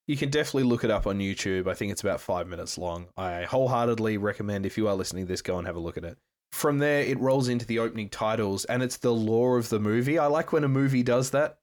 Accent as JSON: {"language": "English", "town": "Perth", "region": "Western Australia", "country": "Australia", "tie": "born or raised there", "said": "Canning Highway in Perth, Western Australia, my hometown"}